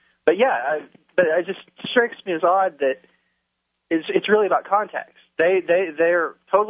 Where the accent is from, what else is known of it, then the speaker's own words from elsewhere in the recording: Oklahoma, United States; accent: hick, Oklahoma; I definitely have some Oklahoma coming through.